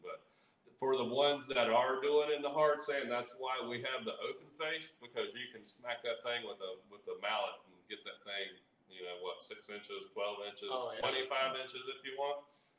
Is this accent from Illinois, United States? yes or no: no; Hickory, North Carolina, United States; also born or lived in Camp Lejeune, North Carolina; Well, we're from North Carolina.